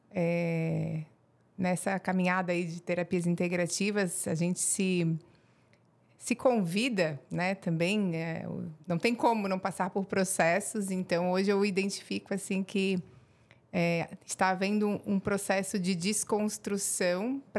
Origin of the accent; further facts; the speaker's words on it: Rio Negro, Paraná, Brazil; born there; also born or lived in Mafra; E como não tinha maternidade em Mafra, eu nasci no Paraná, em Rio Negro.